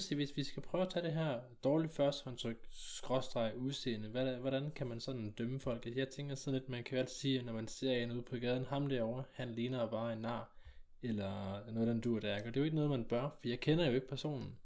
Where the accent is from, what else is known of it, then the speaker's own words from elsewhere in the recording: South Jutland, Southern Denmark, Denmark; når vi er sønderjyde